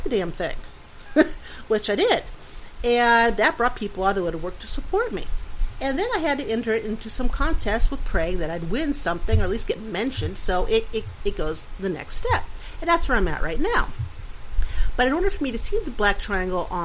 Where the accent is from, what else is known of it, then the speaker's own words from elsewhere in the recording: Pennsylvania, United States; moved away; I'm from Pennsylvania, so Steelers